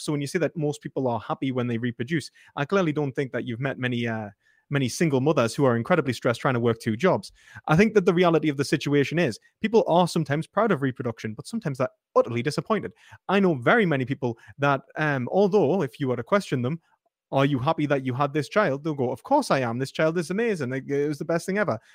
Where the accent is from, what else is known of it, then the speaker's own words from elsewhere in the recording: Newcastle upon Tyne, North East England, United Kingdom; my identity as a British person, as a Geordie